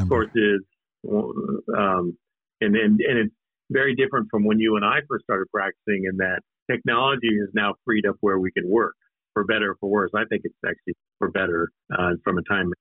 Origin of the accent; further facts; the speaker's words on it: Nampa, Idaho, United States; moved away; also born or lived in Alaska; I was born in Alaska, but I grew up in Idaho, and, and I went to school um, in a place called Nampa, Idaho, which is west of, of Boise.